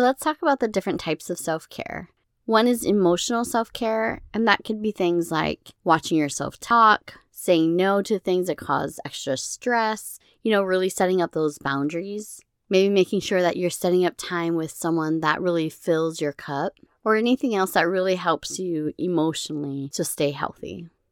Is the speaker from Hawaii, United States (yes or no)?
yes; Hawaii, United States; moved away; growing up in Hawaii